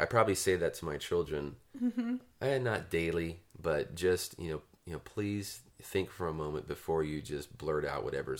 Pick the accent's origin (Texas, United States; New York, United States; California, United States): California, United States; Turlock; I grew up in Turlock